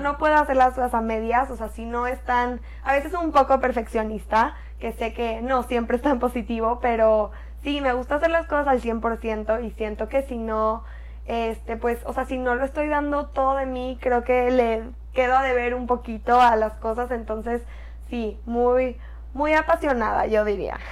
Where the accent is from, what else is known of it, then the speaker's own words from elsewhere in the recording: Córdoba, Veracruz, Mexico; moved away as an adult; now in Monterrey, Mexico; Yo nací en Monterrey y cuando iba a pasar a tercero de primaria me regresé a Córdoba, que es una ciudad chiquita en Veracruz